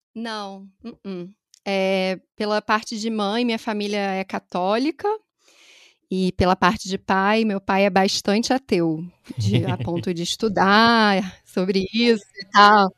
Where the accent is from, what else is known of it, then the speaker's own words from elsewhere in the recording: Niterói, Rio de Janeiro, Brazil; accent: Rio; moved away as an adult; now in São Paulo, Brazil; Meu sotaque também vai denunciar que eu sou do Rio, nasci em Niterói, mas já estou há quase seis anos aqui em São Paulo.